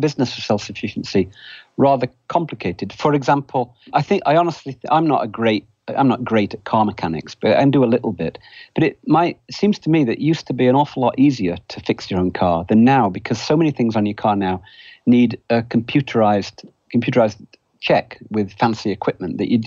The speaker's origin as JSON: {"language": "English", "country": "United Kingdom", "tie": "born or raised there", "moved": "yes", "lives_now": "United States", "said": "You can probably tell from my accent, I'm not originally American. I grew up in Britain"}